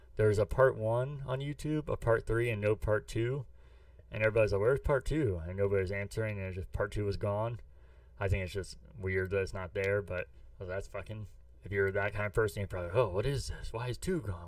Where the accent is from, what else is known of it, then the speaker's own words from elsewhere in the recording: St. Louis, Missouri, United States; I'm from St. Louis